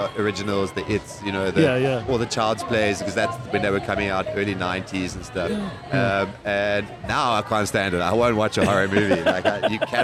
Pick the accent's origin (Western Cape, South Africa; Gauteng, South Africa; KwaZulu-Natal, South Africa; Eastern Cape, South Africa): Gauteng, South Africa; Johannesburg; In West Dean, Dean, Melville area